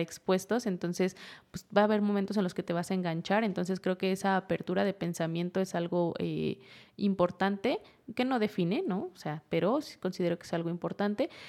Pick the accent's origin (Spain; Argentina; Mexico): Mexico; Huasteca of Hidalgo, Sierra de Hidalgo; moved away; De la Sierra de Hidalgo, de la Huasteca hidalguense